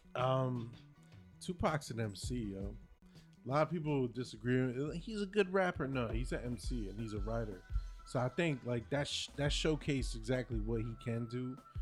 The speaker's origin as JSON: {"language": "English", "region": "New Jersey", "country": "United States", "said": "I'm from Jersey."}